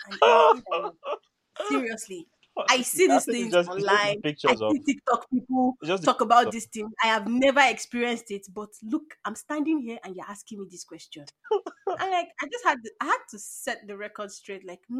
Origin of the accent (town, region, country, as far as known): Nigeria; first language English; moved away